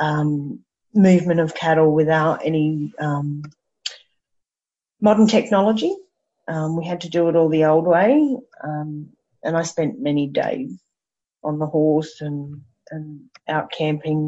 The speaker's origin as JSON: {"language": "English", "town": "Brisbane", "region": "Queensland", "country": "Australia", "tie": "born or raised there", "also_born_or_lived": "Bribie Island", "said": "I grew up around Brisbane and Bribie Island and the beach and had horses"}